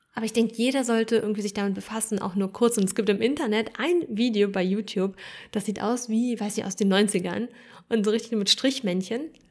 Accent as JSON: {"language": "German", "region": "Berlin", "country": "Germany", "tie": "born or raised there", "said": "in Neukölln, wo ich aufgewachsen bin"}